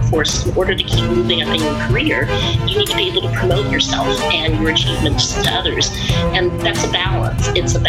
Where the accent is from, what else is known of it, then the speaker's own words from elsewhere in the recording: Knoxville, Iowa, United States; moved away; also born or lived in Peoria, Illinois; So I was born in Peoria, Illinois. I grew up in rural Iowa, in Knoxville, Iowa, which isn't that typical. But I think growing up Chinese